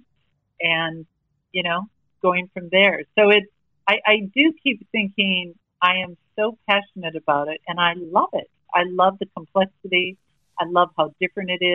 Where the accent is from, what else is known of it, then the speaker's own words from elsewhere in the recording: United States; accent: American; now in Australia; we are from America